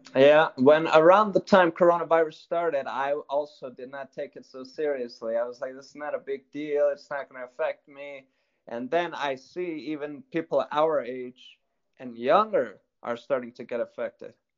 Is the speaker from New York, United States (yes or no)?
yes; New York City, New York, United States; Well, originally I was born and raised in the United States. Uh, right. So, uh, but I was born in New York City